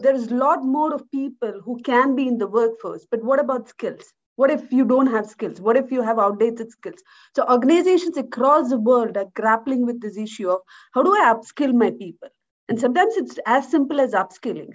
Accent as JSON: {"language": "English", "country": "India", "tie": "born or raised there", "moved": "as an adult", "lives_now": "Switzerland", "said": "I was born in India, in a rural part of India, and I grew up in India. Uh, I moved out of India in uh, when I was about 21, 22"}